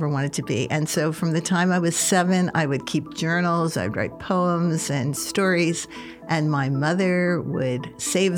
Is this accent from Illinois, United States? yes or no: no; Philadelphia, Pennsylvania, United States; now in Nebraska, United States; I was born in Philadelphia in 1950, and I grew up in a very typical neighborhood